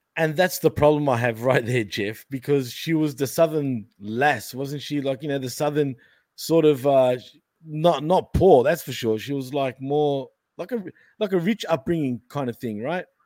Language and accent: English; Australia; accent: Australian; I'm Australian